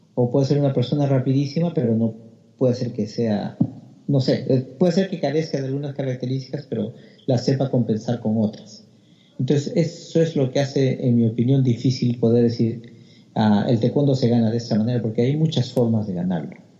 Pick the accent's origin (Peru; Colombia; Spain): Peru; now in Australia; por lo menos en el Perú no había entrenamiento este, sistematizado